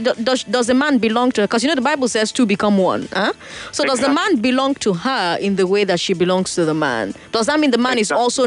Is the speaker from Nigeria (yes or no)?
yes; Okrika, Rivers State, Nigeria; the way I am from Okrika?